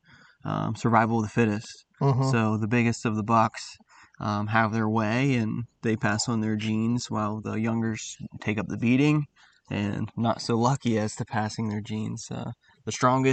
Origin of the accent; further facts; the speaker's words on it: South Central Pennsylvania, United States; I grew up in South Central PA ever since I could walk